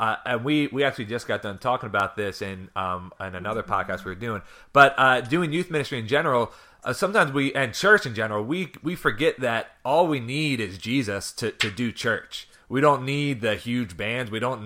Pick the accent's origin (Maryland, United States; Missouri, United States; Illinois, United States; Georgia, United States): Maryland, United States; Baltimore